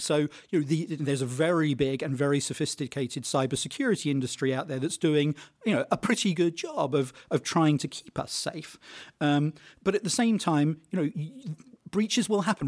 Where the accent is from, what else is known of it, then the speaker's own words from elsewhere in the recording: United Kingdom; I'm British